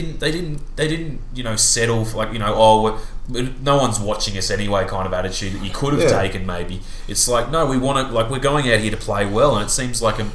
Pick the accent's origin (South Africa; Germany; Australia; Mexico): Australia; you never like an English team as an Australian